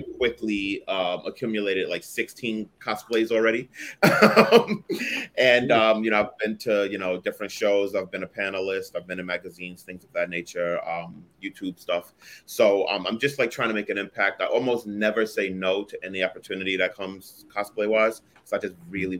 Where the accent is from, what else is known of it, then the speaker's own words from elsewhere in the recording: New York City, New York, United States; accent: New York; moved away as an adult; now in Jersey City, United States; I'm born and raised from Brooklyn